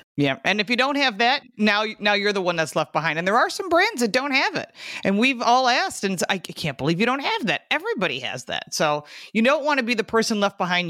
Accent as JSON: {"language": "English", "region": "Michigan", "country": "United States", "moved": "yes", "lives_now": "Buffalo, United States", "said": "I'm from Michigan and I live in Buffalo"}